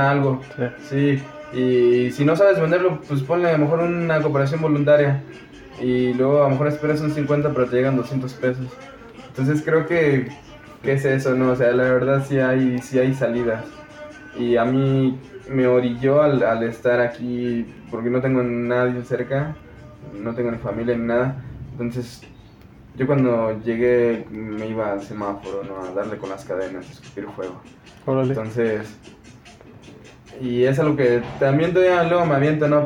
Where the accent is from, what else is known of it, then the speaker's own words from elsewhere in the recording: Matehuala, San Luis Potosí, Mexico; moved away; de Matehuala, San Luis Potosí. Eh, es la parte norte de San Luis Potosí